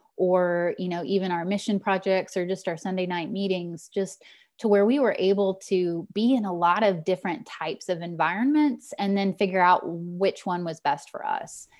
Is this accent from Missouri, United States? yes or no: yes; Lebanon, Missouri, United States; moved away as an adult; also born or lived in Kentucky; now in Texas, United States; I grew up in the White Oak Pond, uh, congregation in Lebanon, Missouri.